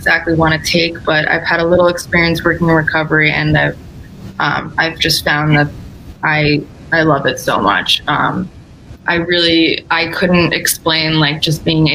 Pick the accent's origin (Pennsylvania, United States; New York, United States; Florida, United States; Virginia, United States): New York, United States; moved away as an adult; now in Connecticut, United States; I was born and raised in New York